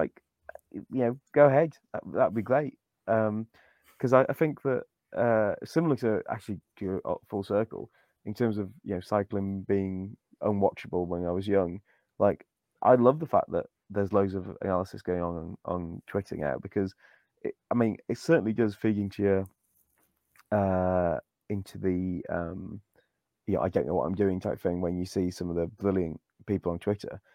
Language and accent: English; Wales, United Kingdom; I'm Welsh